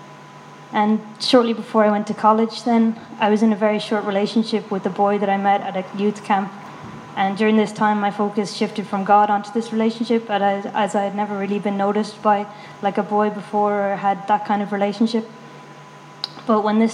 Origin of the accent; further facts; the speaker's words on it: Galway, Connacht, Ireland; moved away as an adult; now in Dublin, Ireland; I'm originally from Galway, but I've been in Dublin for 1 year